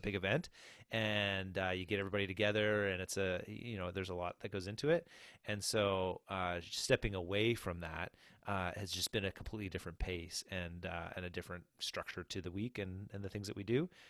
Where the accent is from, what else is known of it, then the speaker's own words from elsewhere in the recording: New Brunswick, Canada; moved away as an adult; also born or lived in Nova Scotia / Barrie, Ontario; I'm from New Brunswick, or from Nova Scotia originally, but, uh, grew up in New Brunswick, and so we're back, um, in the hometown